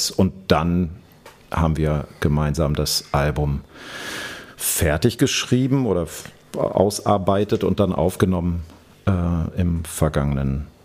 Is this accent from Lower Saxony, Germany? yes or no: yes; Hanover, Lower Saxony, Germany; now in Berlin, Germany; ich komme aus, komm aus Hannover ursprünglich.